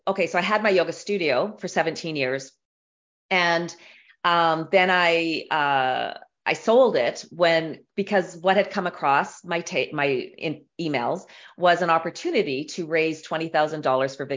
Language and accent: English; Canada; I'm Canadian